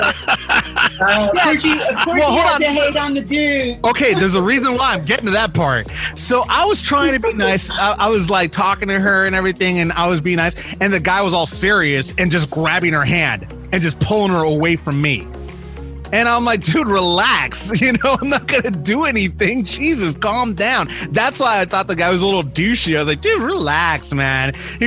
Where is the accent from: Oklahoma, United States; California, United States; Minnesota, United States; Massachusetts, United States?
California, United States; Los Angeles; also born or lived in Bakersfield, California; I was originally from Los Angeles.